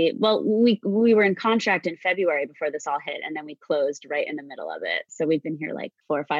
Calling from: Port Washington, New York, United States; I am in Long Island, in a town called Port Washington, about 30 minutes out of New York City.

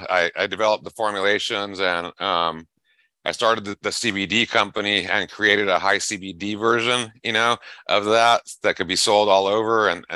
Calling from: Buckeye, Arizona, United States; Buckeye, Arizona.

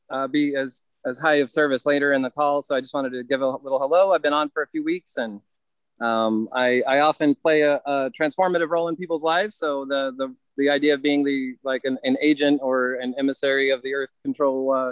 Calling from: North Carolina, United States; I'm at a 67 acre uh, nature retreat um, and chocolate factory uh, outside of Asheville, North Carolina.

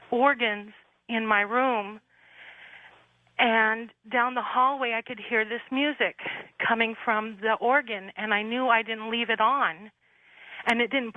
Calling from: Sacramento, California, United States; I'm calling from Sacramento.

